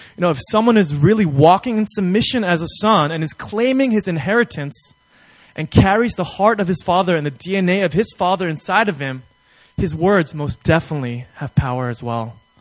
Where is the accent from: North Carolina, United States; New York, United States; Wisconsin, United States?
New York, United States; I'm from New York